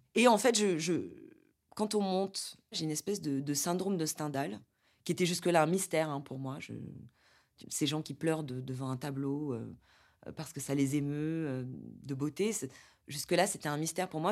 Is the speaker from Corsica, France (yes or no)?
yes; Corsica, France; now in Paris, France; moi, je suis moitié italienne, euh, j'ai grandi en Corse